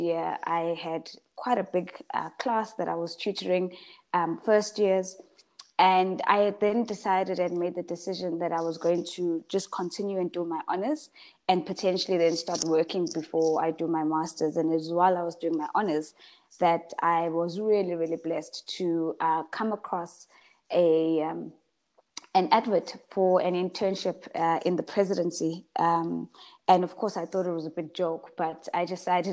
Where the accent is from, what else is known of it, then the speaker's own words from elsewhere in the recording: Pietermaritzburg, KwaZulu-Natal, South Africa; moved away as an adult; I'm from Pietermaritzburg, so from KZN, and I come from a family of girls